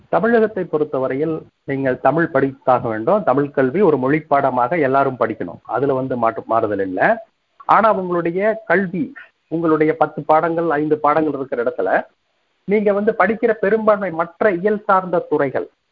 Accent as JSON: {"language": "Tamil", "area": "Kongu Nadu", "region": "Tamil Nadu", "country": "India", "tie": "born or raised there", "also_born_or_lived": "Tiruppur", "said": "இளமை காலம் முழுவதும் கொங்கு நாட்டை சுற்றியுள்ள ஊர்ப்புற பகுதிகளில் அமைந்தது"}